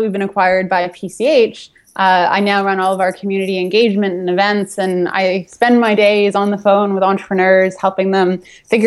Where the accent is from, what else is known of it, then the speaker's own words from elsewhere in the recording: Toronto, Ontario, Canada; I'm from Toronto